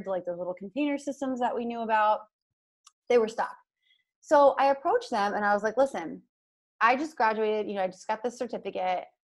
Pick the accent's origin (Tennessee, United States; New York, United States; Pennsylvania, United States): Pennsylvania, United States; Hershey; I'm from Hershey, PA. Like, that's just in my DNA, right?